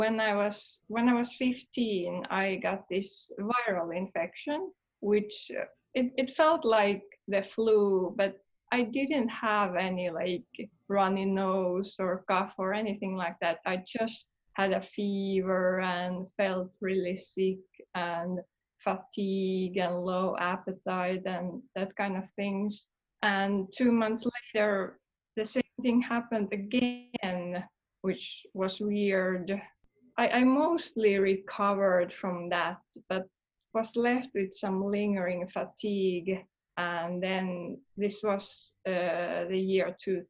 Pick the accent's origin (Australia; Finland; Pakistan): Finland; Helsinki, Uusimaa; I was born in Helsinki, Finland